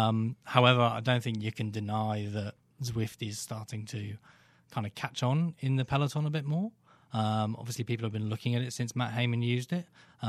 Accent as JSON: {"language": "English", "country": "United Kingdom", "said": "Well, as the sole Brit here, I feel very entitled to say that Sagan was totally robbed."}